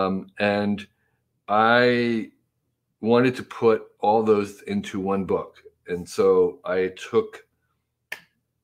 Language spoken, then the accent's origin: English; New Jersey, United States; where I grew up in New Jersey, in the 1950s and 60s